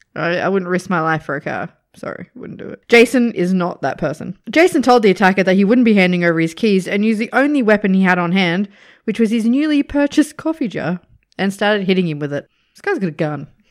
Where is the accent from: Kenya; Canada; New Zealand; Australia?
Australia; as an Australian